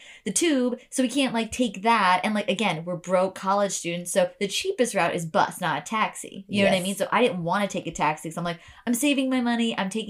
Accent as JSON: {"language": "English", "country": "United States", "accent": "American", "said": "I like walked over in my American accent"}